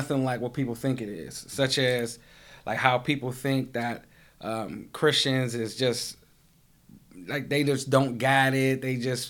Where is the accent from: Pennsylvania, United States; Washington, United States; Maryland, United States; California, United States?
Pennsylvania, United States; Pittsburgh; I'm from East Hills. You know what I mean? And that's where I grew up at.